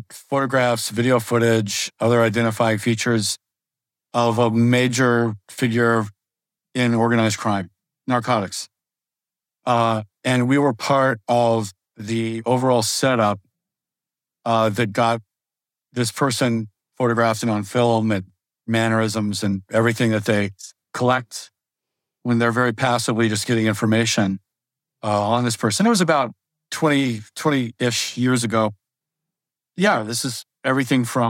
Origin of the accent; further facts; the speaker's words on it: Las Vegas, Nevada, United States; I grew up in Las Vegas. I was in high school there.